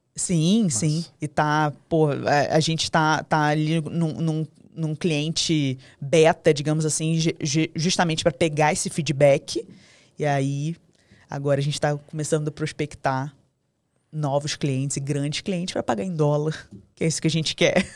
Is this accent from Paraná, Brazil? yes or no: no; Rio de Janeiro, Brazil; A gente é carioca, a gente tem licença poética pra falar palavrão